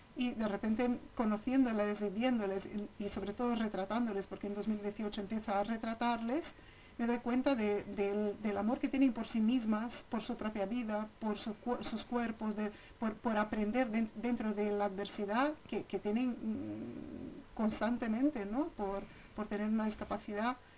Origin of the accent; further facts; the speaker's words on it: São Paulo, Brazil; moved away as an adult; now in Segovia, Spain; crecí ahí, salí de Sao Paulo con 30 años, pero estuve toda, toda mi infancia